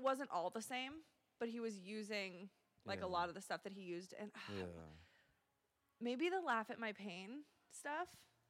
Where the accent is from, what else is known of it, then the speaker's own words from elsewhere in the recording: Nebraska, United States; we were born and raised in Nebraska.